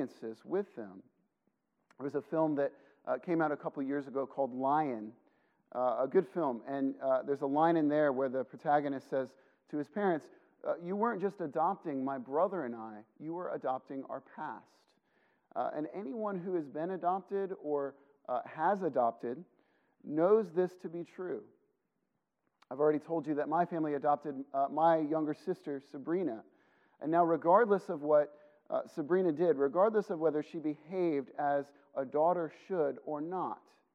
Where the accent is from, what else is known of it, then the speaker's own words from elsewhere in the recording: Illinois, United States; I grew up in Illinois